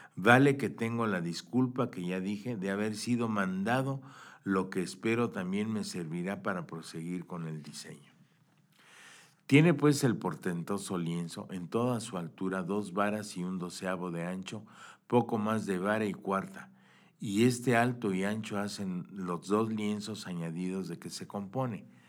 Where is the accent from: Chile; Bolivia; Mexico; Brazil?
Mexico; pues para nosotros los mexicanos